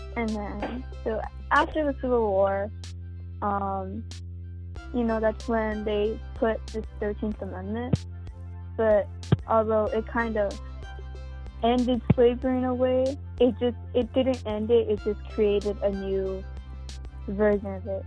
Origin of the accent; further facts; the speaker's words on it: United States; an American citizen